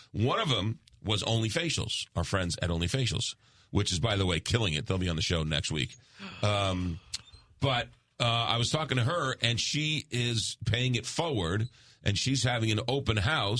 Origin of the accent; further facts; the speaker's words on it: New York, United States; accent: New York; now in St. Louis, United States; my New York accent